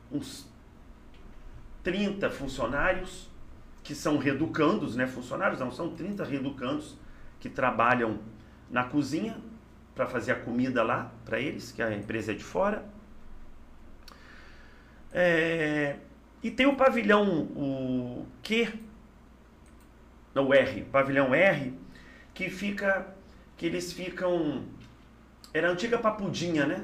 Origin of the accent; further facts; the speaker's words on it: Volta Redonda, Rio de Janeiro, Brazil; born there; Sim, eu nasci em Volta Redonda, a minha mãe também.